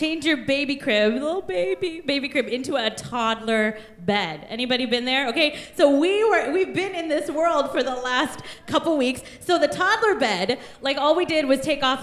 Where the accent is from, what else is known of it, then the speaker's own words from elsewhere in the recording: Kansas, United States; also born or lived in India; now in Bellevue, United States; Kansas, we are the sunflower state